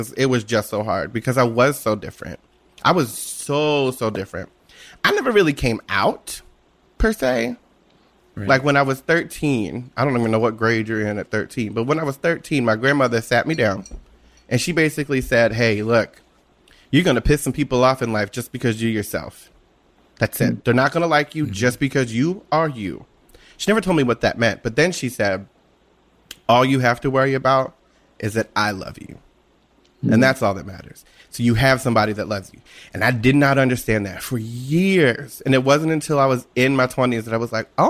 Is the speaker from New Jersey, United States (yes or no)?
yes; Washington Township, New Jersey, United States; A little place called Washington Township in New Jersey, in South Jersey